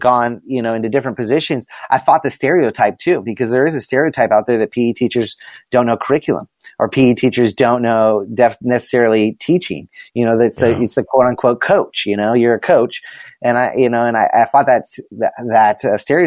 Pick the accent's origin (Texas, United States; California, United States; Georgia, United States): California, United States; Southern; I grew up in Southern California